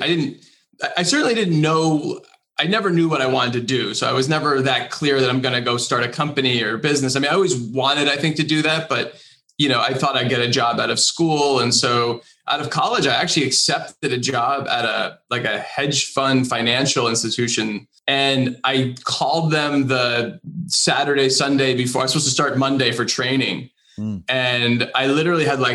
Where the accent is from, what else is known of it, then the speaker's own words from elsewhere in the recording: New Jersey, United States; I grew up in New Jersey, just outside of New York City.